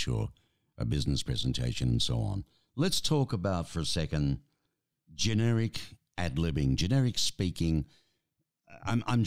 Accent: Melbourne, Victoria, Australia; my hometown, Melbourne, Australia

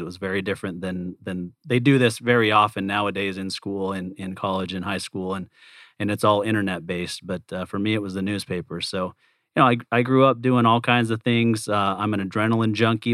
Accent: Provo, Utah, United States; I was born and raised in Provo, Utah

